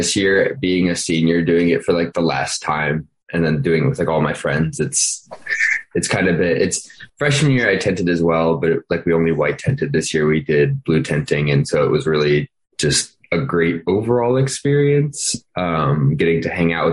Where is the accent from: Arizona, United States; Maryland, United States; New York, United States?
Maryland, United States; I'm from Maryland